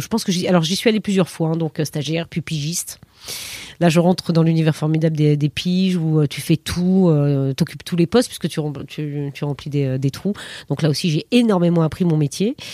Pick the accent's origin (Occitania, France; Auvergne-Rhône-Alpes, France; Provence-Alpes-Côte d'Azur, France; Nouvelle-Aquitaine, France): Nouvelle-Aquitaine, France; Périgueux; j'ai grandi en province, à Périgueux, en, Dordogne.